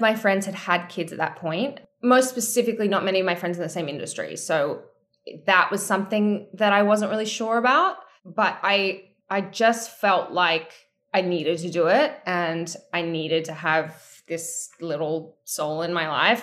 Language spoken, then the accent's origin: English; Australia; I'm from Australia